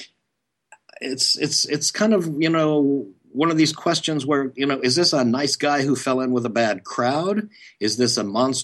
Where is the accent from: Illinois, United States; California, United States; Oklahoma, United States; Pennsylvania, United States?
Oklahoma, United States; moved away as an adult; also born or lived in East Coast; I grew up in Oklahoma and then went to college on the East Coast.